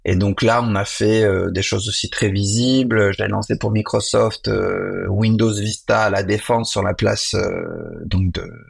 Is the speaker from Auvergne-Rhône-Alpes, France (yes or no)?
yes; Lyon, Auvergne-Rhône-Alpes, France; born there; parce que moi je suis né à Lyon, donc j'avais organisé deux événements pour